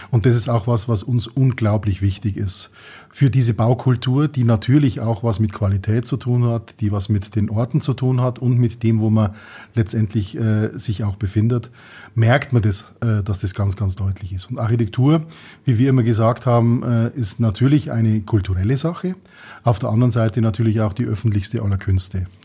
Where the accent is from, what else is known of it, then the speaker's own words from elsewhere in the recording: Tirschenreuth, Bavaria, Germany; born there; Wir sind gebürtig in Tirschenreuth, sowohl mhm. mein Bruder als auch ich.